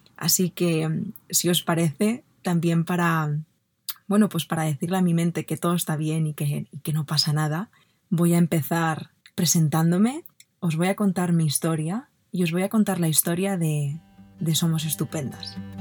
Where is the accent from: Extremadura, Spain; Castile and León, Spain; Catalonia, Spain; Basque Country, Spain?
Catalonia, Spain; Barcelona; yo nací en Barcelona, en una familia maravillosa, y no tuve una infancia, a pesar de que tuve una infancia mm, muy, muy bonita